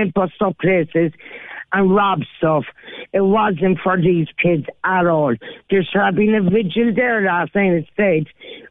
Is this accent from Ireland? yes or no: yes; Ireland; as an Irish person